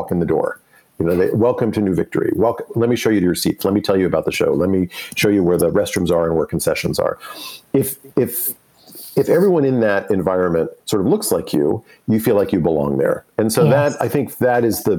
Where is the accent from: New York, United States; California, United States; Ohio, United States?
New York, United States; as we grew up in New York